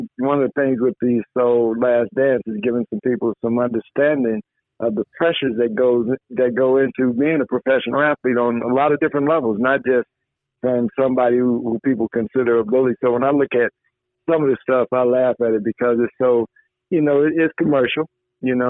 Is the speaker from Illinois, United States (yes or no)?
yes; Chicago Heights, Illinois, United States; Jerry Colangelo, who grew up in my hometown, Chicago Heights